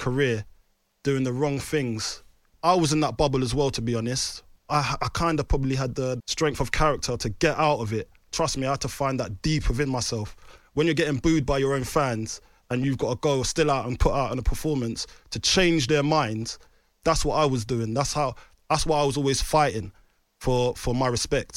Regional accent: London, United Kingdom; I grew up in London, and London's a hard school.

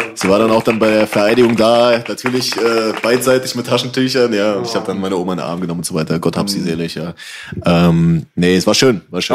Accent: Halle, Saxony-Anhalt, Germany; ich bin zum Beispiel in der Silberhöhe aufgewachsen zum großen Teil

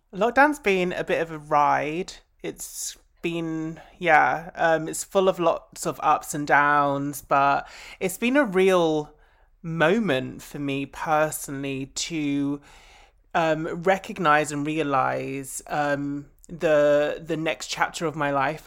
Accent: Essex, East of England, United Kingdom; I grew up in Essex.

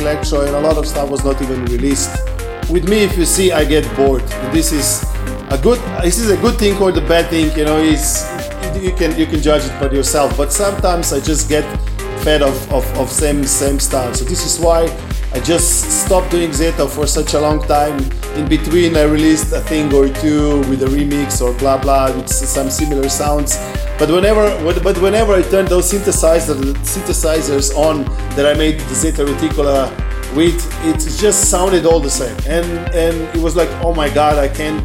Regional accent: Slovenia; English is a second language

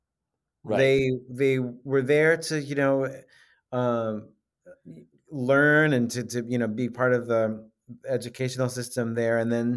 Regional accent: New York, United States; and then growing up in Long Island, New York.

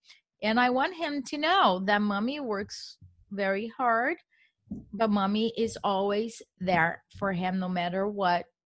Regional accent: Brazil; English is a second language; I am a woman. I am from Brazil. I don't speak English, as English is not my first language. So I make a lot of mistakes.

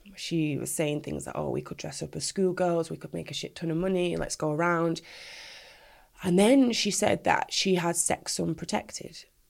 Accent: Manchester, North West England, United Kingdom; I was born in Manchester, proud Mancunian all the way

